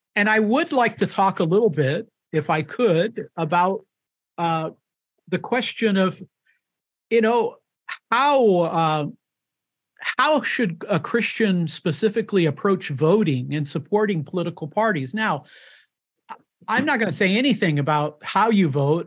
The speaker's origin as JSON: {"language": "English", "country": "United States", "tie": "born or raised there", "said": "born in the United States of America, uh, and I am an American"}